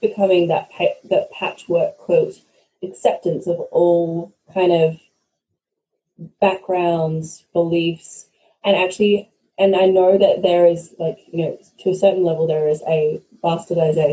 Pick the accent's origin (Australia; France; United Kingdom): Australia; I'm Australian by birth, but I'm Scottish by origin, the bloodline way back